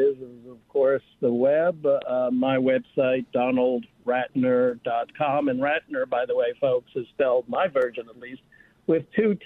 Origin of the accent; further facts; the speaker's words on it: Great Neck, New York, United States; I grew up on Long Island, North Shore